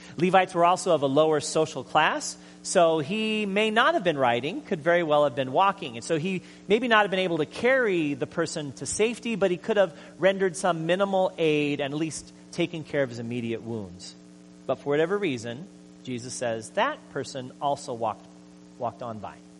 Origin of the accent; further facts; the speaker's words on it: Hawaii, United States; I'm from Hawaii